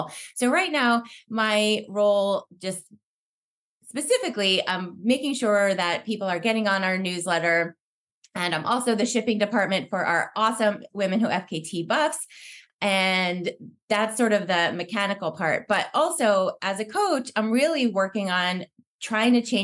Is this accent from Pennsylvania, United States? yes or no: yes; Pennsylvania, United States; moved away as an adult; now in West Coast, United States; I grew up in Pennsylvania and moved to the West Coast after college